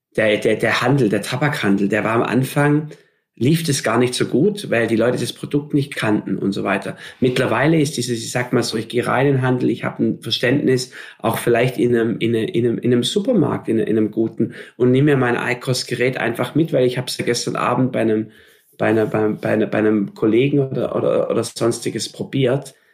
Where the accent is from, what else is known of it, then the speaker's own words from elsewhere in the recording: Stuttgart, Baden-Württemberg, Germany; ich bin gebürtiger Stuttgarter im Schwabenland auf dem mhm. Land.